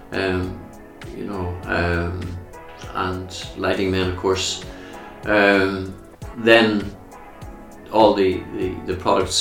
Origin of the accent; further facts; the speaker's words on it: Camlough, Northern Ireland, United Kingdom; my hometown land, which is Carrickbracken.